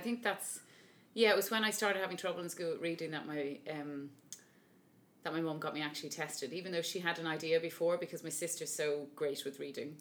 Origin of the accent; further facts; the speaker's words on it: Dublin, Leinster, Ireland; I'm from Dublin, and I'm an opera singer